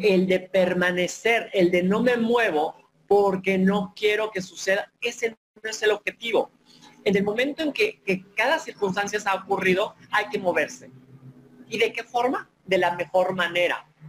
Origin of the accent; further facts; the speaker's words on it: Papantla, Veracruz, Mexico; traigo de mi tierra, de sentirme orgulloso papanteco, sentirme orgulloso veracruzano, pero sobre todo mexicano